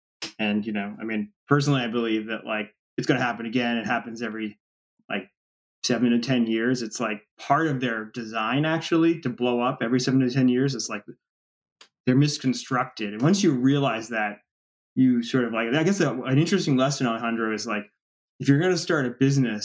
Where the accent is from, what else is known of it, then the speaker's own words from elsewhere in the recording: Washington, District of Columbia, United States; Yeah, I mean, Washington, D.C., everybody thinks of it as a political town, but it's really a real estate town. And I come from a real estate family, spent a whole life in real estate.